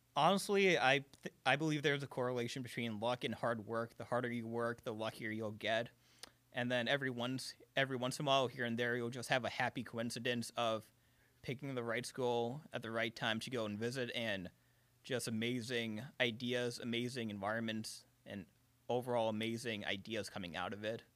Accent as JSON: {"language": "English", "town": "Chicago", "region": "Illinois", "country": "United States", "also_born_or_lived": "Carbondale, Illinois", "said": "I'm from Chicago"}